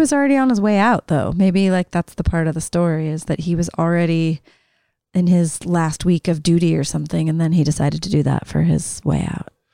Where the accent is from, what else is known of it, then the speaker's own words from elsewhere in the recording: Salt Lake City, Utah, United States; growing up in Salt Lake